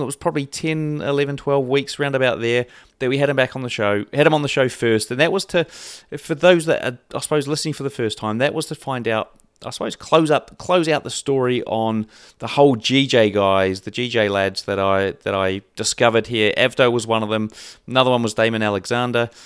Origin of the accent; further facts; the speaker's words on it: New Zealand; being a Kiwi